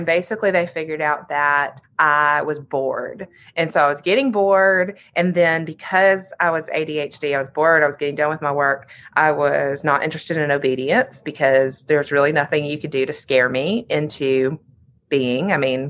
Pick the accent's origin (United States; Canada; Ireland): United States; Birmingham, Alabama; So I was raised in Birmingham. I'm the youngest of 2 daughters.